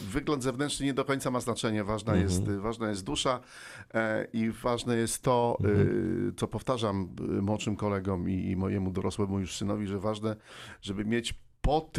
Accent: Silesian Voivodeship, Poland; jestem Ślązakiem, żeby, żeby nie było mhm. słychać, że, że, jestem ze Śląska, nie miałem problemu z e, traceniem śląskiego akcentu.

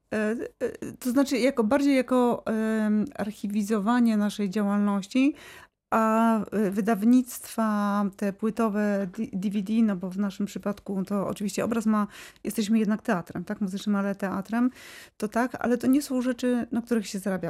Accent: Wrocław, Lower Silesian Voivodeship, Poland; ja jestem z Wrocławia, czuję się wrocławianką

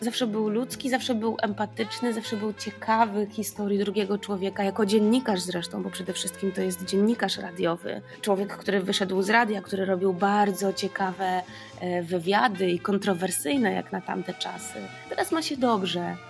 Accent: Kraków, Lesser Poland, Poland; u nas w Krakowie, yy, u babci

